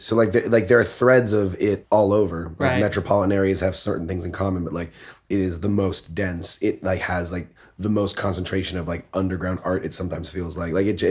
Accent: Toronto, Ontario, Canada; I was born in Toronto.

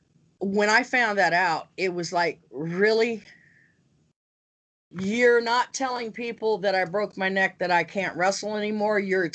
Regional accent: Pacific Northwest, United States; I was used to my brothers that I grew up with in the Pacific Northwest

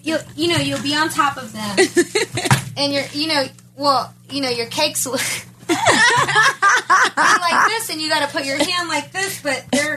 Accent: Texas, United States; No, I'm from Texas.

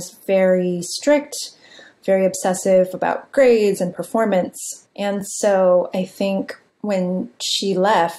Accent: San Jose, California, United States; I grew up in San Jose, California, in a immigrant community.

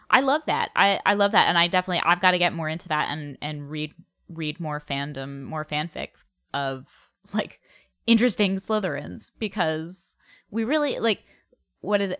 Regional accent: New England, United States; moved away as an adult; also born or lived in New York / Colorado; now in New Mexico, United States; I grew up in New England. I went to college in New England. I moved to New York.

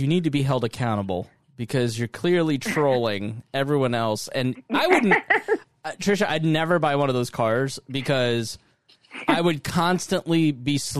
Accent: Plainfield, Indiana, United States; I grew up in Plainfield, Indiana, which was law and order

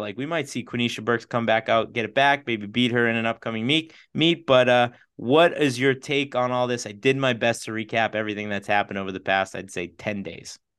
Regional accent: Boston, Massachusetts, United States; we're from the Boston area.

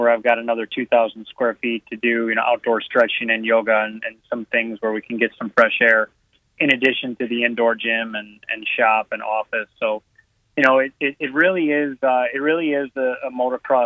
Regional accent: Northern Illinois, United States; moved away; I'm from Northern Illinois

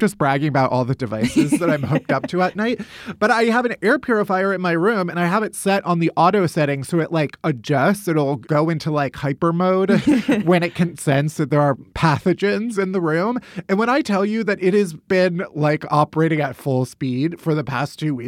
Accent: United States; but that's just me being American.

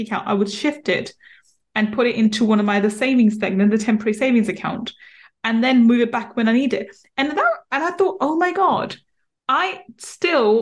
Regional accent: London, United Kingdom; we grew up in East London, so in a ghetto-like area in East London

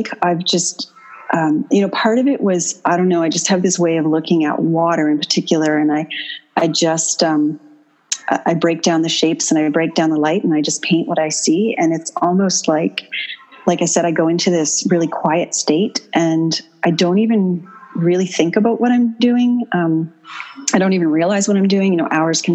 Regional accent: Dartmouth, Nova Scotia, Canada; also born or lived in Bermuda; I grew up in Dartmouth.

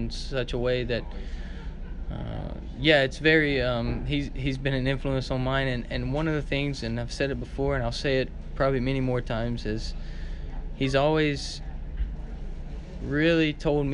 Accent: Alabama, United States; when I was growing up in Alabama

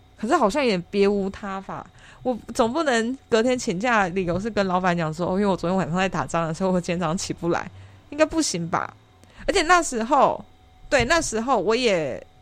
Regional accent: Taichung, Taiwan; 我是台中人，然后台中的透天四层楼

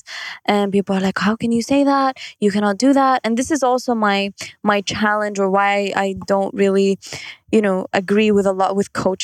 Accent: Kuwait; I'm from Kuwait

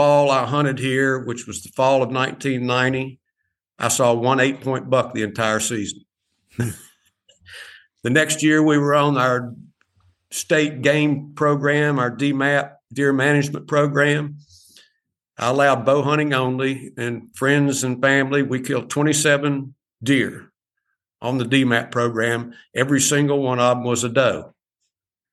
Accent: Southwest Virginia, United States; I didn't have deer season where I grew up in Southwest Virginia, right on the Tennessee border.

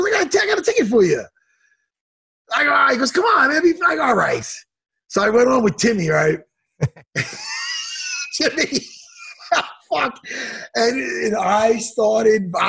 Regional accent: Long Island, New York, United States; here in Long Island, here in my hometown.

